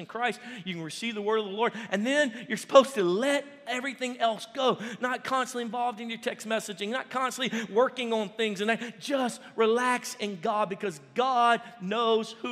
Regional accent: United States; I'm American

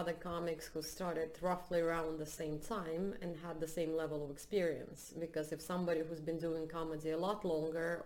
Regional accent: Russia; also born or lived in United States; now in Sweden; I'm from Russia

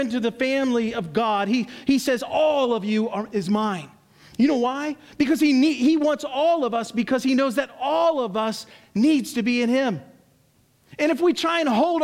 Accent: United States

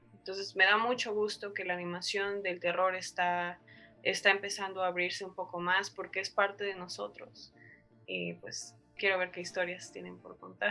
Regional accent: Mexico; el cine de nuestro país

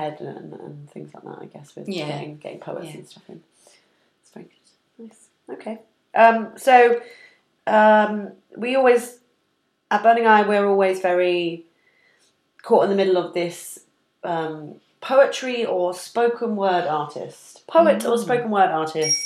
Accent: Bristol, South West England, United Kingdom; I'm from Bristol

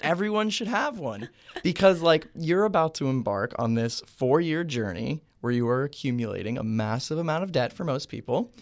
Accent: Cooper City, Florida, United States; I am from Cooper City, Florida

